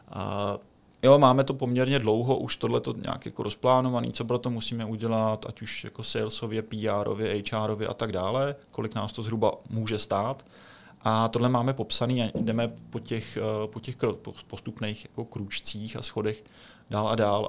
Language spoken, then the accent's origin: Czech; Czechia; my Češi jsme specifický